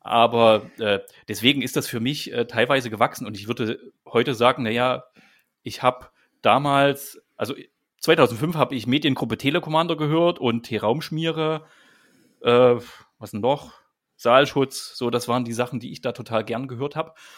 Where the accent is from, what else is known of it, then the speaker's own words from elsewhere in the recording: East Germany, Germany; Also ich bin als Kind aufgewachsen, äh, bin ein Kind der DDR